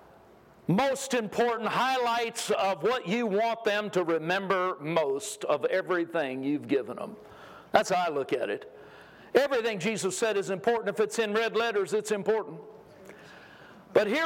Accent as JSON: {"language": "English", "region": "California", "country": "United States", "tie": "born or raised there", "moved": "yes", "lives_now": "Texas, United States", "said": "I moved to Texas a long time ago. I grew up in California"}